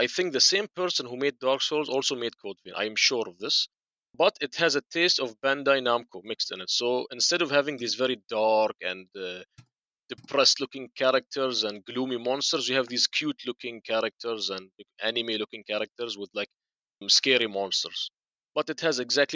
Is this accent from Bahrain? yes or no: yes; Bahrain; I told them Bahrain.